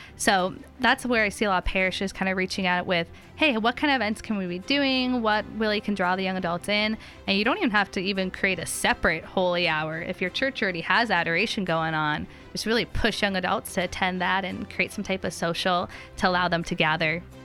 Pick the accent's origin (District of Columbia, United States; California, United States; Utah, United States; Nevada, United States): California, United States; moved away; I'm from California originally